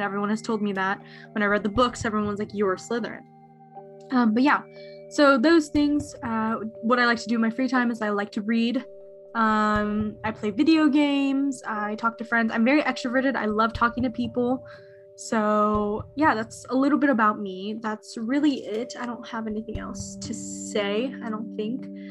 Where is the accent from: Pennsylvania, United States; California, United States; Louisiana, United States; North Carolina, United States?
California, United States; Bay Area; I'm from the Bay Area